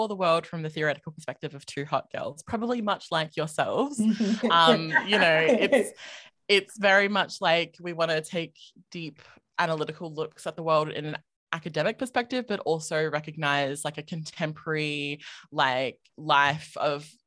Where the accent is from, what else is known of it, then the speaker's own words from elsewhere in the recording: Adelaide, South Australia, Australia; accent: Australian; moved away as an adult; now in Melbourne, Australia; I'm originally from South Australia, which Adelaide is the capital city there